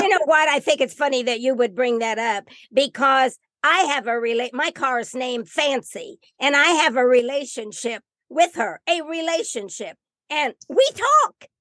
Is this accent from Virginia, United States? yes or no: no; Indiana, United States; I'm from Indiana